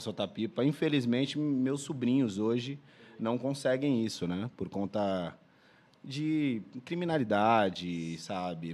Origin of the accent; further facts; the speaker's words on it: São Vicente, São Paulo, Brazil; moved away as an adult; also born or lived in Santos; now in Paris, France; eu nasci em Santos. É, nasci em Santos. Passei minha vida inteira em São Vicente